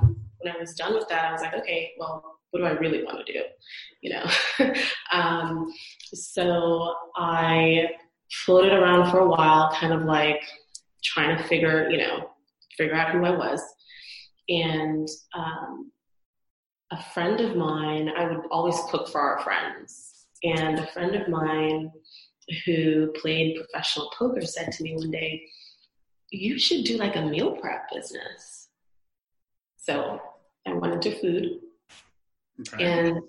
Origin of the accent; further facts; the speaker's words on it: Trinidad & Tobago; moved away as an adult; now in Las Vegas, United States; I'm originally from the Caribbean, born and raised in Trinidad and Tobago on the island